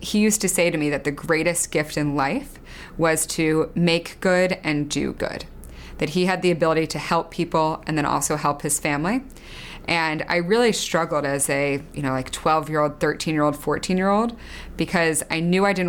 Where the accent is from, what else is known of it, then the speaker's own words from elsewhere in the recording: outside of Philadelphia, Pennsylvania, United States; I grew up outside of Philadelphia